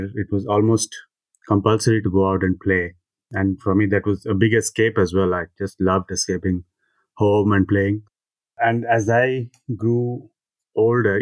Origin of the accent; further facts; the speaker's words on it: Hyderabad, Telangana, India; moved away as an adult; also born or lived in Goa; now in Belgium; I'm from Hyderabad. I spent all my life in Hyderabad and then I moved to Goa to study. And now I live in Belgium.